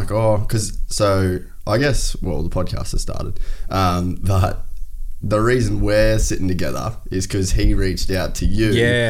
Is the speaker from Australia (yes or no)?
yes; Cairns, Queensland, Australia; moved away; I grew up in Cairns in North Queensland